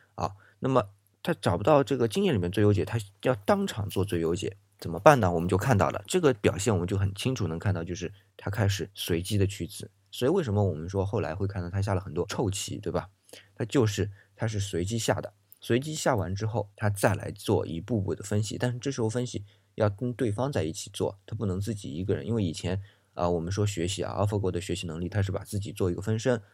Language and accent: Chinese; China; 我们中国人